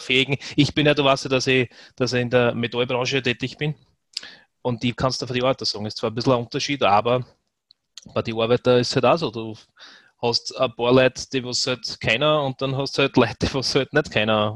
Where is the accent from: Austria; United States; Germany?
Austria; bei uns in Österreich